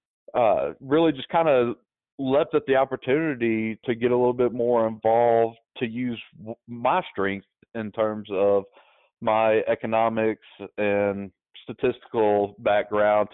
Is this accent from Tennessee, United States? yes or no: yes; Memphis, Tennessee, United States; moved away as an adult; I was born and raised in Memphis for the first 30 years of my life.